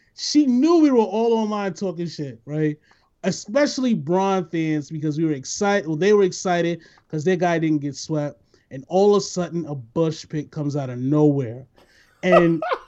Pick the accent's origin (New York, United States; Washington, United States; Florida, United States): New York, United States; New York City; I'm from the Bronx